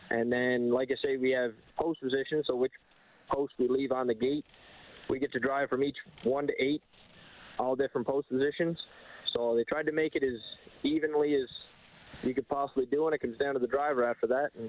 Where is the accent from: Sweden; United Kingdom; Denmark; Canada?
Canada; Cape Breton Island, Nova Scotia; now in Alberta, Canada; I grew up in Nova Scotia in Cape Breton Island.